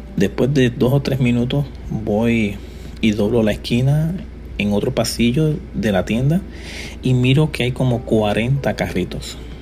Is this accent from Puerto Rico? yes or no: yes; Puerto Rico; yo soy puertorriqueño y soy joven